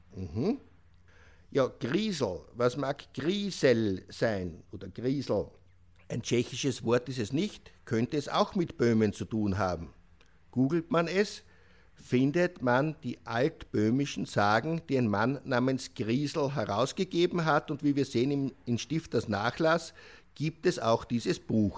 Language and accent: German; Austria; Bei uns in Österreich